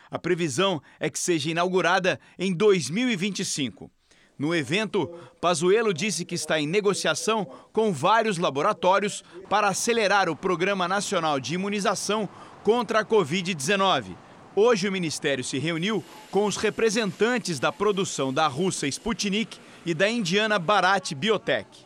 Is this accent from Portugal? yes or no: yes; Portugal; now in Brazil; Olha, eu sou português, então eu gostaria de, voltar, de viver a minha terra.